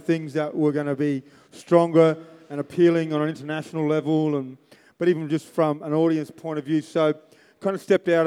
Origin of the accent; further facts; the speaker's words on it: Alice Springs, Northern Territory, Australia; I grew up in Alice Springs